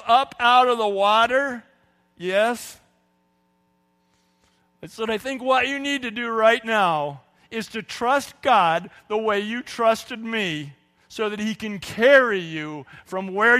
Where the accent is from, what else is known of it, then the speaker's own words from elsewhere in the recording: California, United States; I grew up in California